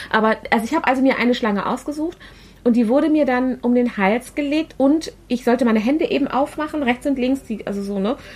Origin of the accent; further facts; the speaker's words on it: Germany; Aber wir sind nun mal Deutsche.